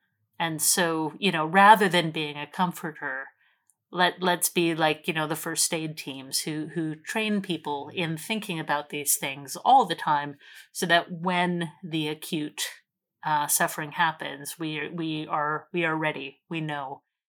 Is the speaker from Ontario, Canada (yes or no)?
no; Alberta, Canada; I was talking about growing up in Alberta, in sort of farm country, where we're surrounded by farmers and people killed their own meat and that sort of thing.